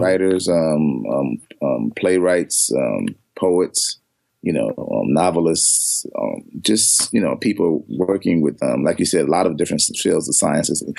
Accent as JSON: {"language": "English", "town": "Chicago", "region": "Illinois", "country": "United States", "moved": "yes", "said": "I'm from Chicago"}